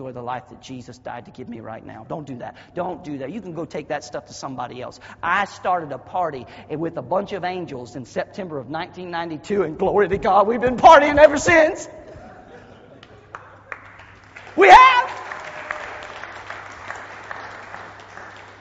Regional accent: the South, United States; accent: Southernese; I was raised in the South

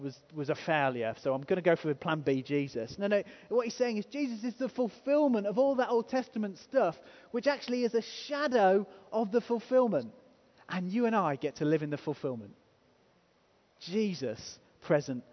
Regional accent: England, United Kingdom; we're English

